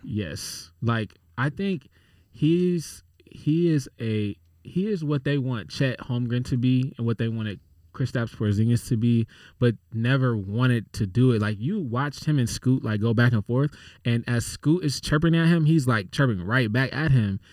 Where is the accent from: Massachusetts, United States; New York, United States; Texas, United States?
Texas, United States; San Antonio; moved away; I literally was born in San Antonio